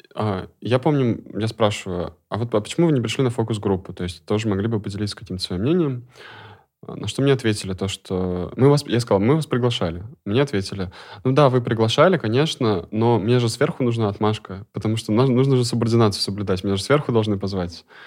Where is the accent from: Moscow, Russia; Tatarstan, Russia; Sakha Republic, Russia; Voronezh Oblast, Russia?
Tatarstan, Russia; Kazan; я из Казани